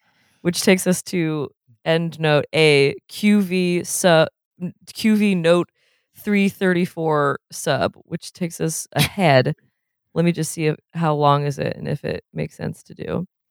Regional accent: New England, United States; I'm from New England

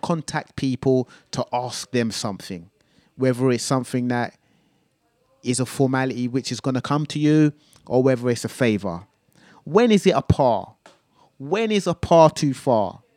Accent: London, United Kingdom; I'm from North London

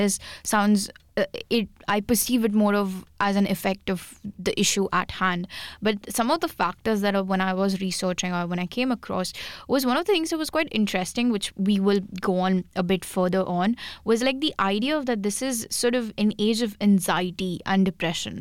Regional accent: India; English is a second language; moved away as an adult

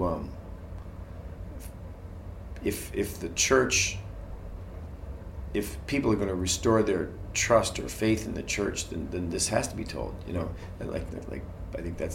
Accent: Boston, Massachusetts, United States; I grew up in Boston Irish Catholic

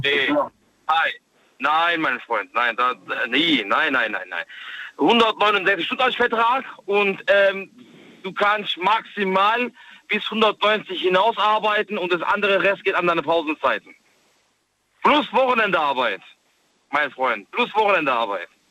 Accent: Stuttgart, Baden-Württemberg, Germany; Ich bin ja aus Stuttgart

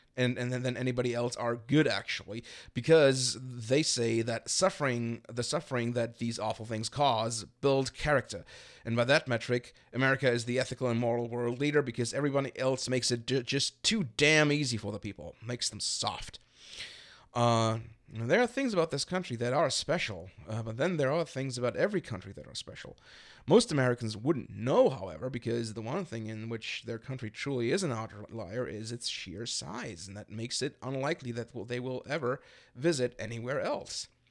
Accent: Berlin, Germany; now in Chicago, United States; I'm from Berlin in Germany

